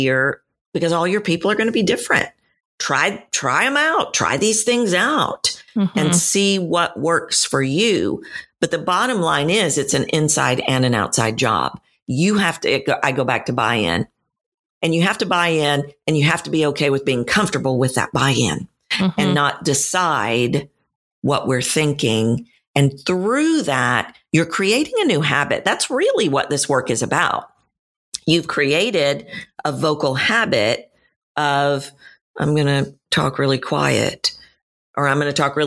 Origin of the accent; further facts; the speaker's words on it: Texas, United States; I'm from Texas, and we are known to be friendly